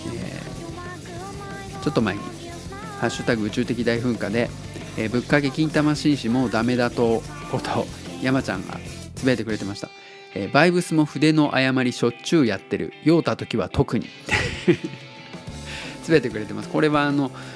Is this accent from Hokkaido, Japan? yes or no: no; Tottori, Japan; now in Osaka, Japan; 僕が鳥取生まれギターポップ育ち